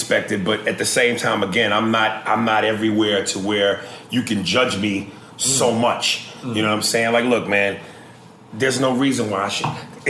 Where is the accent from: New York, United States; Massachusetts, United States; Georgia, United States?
New York, United States; I'm from New York. I talk with a certain flair and a passion